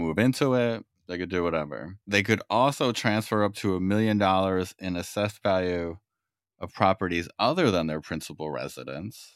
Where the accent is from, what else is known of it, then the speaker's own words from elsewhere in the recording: New York, United States; now in California, United States; I'm from New York originally